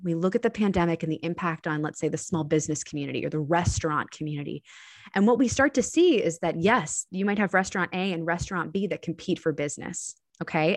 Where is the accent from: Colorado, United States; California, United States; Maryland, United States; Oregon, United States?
Maryland, United States; Annapolis; my hometown of Annapolis, Maryland